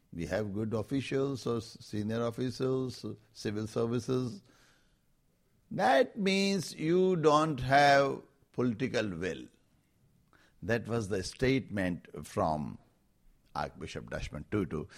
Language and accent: English; Rajasthan, India; I am coming from Rajasthan